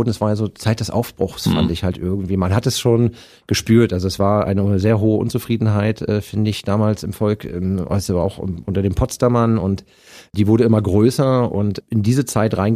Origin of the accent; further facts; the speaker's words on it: Berlin, Germany; Du bist genau wie ich Ostkind. Ich bin ja 1966